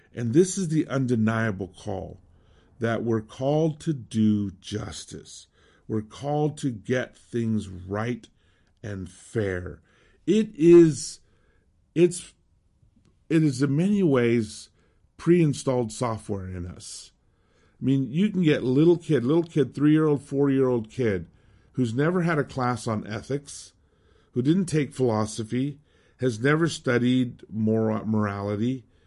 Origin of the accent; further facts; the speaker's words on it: Southwest, United States; moved away as an adult; also born or lived in Mexico City; growing up in the Southwest, Hispanic